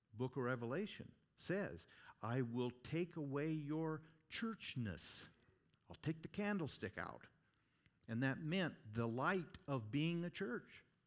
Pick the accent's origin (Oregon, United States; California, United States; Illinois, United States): Oregon, United States; moved away as an adult; now in Gillette, Wyoming, United States; Growing up in Oregon, I'm telling you what, spend half my life there